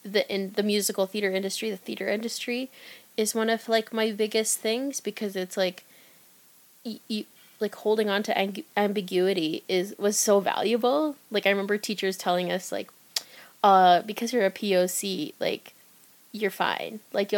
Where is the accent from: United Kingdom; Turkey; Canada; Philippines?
Philippines; as time passed by and I became more comfortable as a Filipina artist